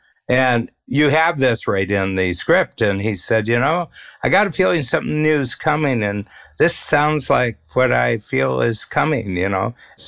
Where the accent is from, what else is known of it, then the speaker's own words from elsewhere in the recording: Northern Ohio, United States; We're both from Northern Ohio.